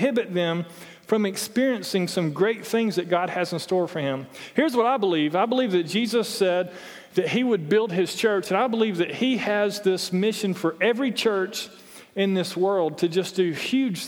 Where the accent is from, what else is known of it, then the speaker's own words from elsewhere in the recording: Toccoa, Georgia, United States; I'm from Toccoa